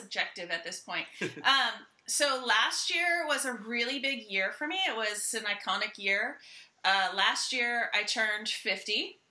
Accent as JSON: {"language": "English", "town": "Santa Rosa", "region": "California", "country": "United States", "tie": "born or raised there", "moved": "yes", "lives_now": "Austin, United States", "said": "It's my hometown. So So I went home to race my first Ironman."}